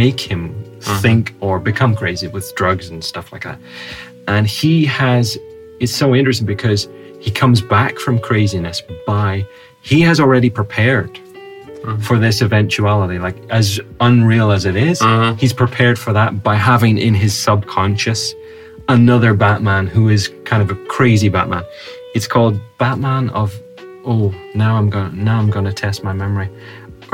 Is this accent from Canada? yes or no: no; Northern Ireland, United Kingdom; I'm from the UK. I'm not English. I'm Northern Irish English.